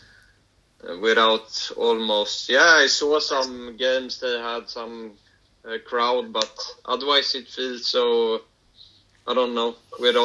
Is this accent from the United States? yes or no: no; Sweden; moved away; in my hometown of Sweden, there's a good team